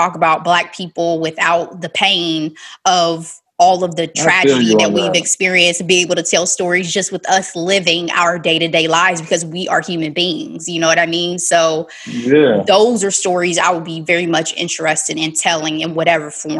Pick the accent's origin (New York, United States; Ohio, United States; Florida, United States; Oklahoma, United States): Ohio, United States; Dayton; moved away; my hometown of Dayton, Ohio